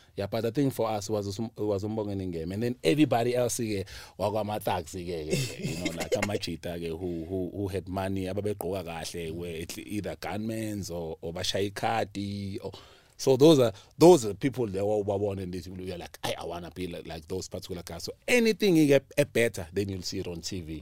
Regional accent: South Africa; I'm from Pilaranjay

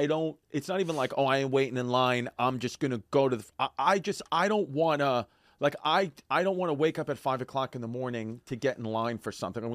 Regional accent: Queens, New York, United States; now in Brooklyn, United States; listen, I'm a Polish woman from Queens.

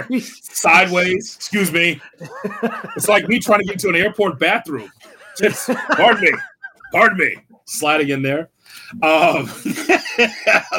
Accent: Midwest, United States

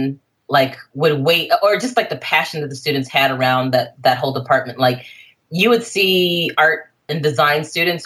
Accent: Jackson, Mississippi, United States; now in Bay Area, United States; I'm still in my hometown

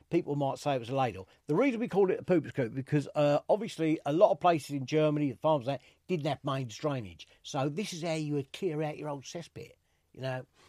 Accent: London, United Kingdom; accent: East End; as you can probably tell from my accent, I'm a proper East Ender. I was born in the East End

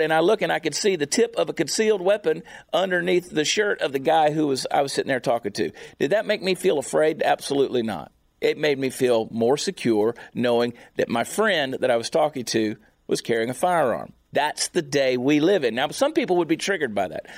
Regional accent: the South, United States; I grew up in the South

